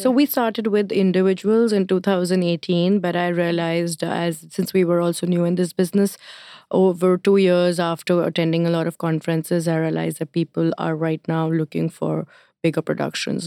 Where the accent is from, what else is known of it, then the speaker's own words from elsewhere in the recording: India; now in New York, United States; I'm Indian